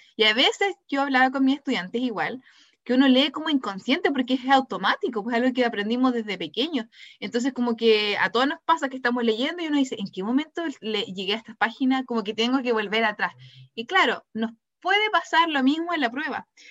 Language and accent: Spanish; Temuco, Araucanía, Chile; Soy de Temuco